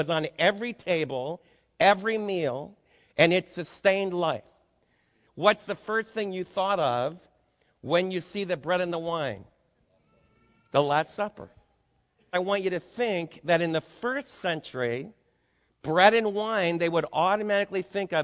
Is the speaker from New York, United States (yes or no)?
yes; New York City, New York, United States; moved away; also born or lived in Adirondacks, New York; I was raised in New York City